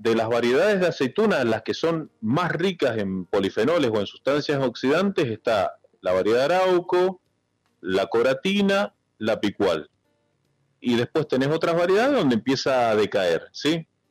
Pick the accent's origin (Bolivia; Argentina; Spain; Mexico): Argentina; como buen argentino